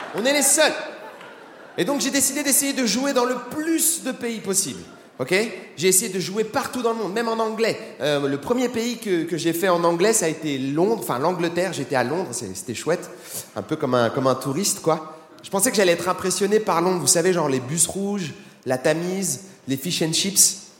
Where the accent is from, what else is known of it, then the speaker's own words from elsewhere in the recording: France; je suis français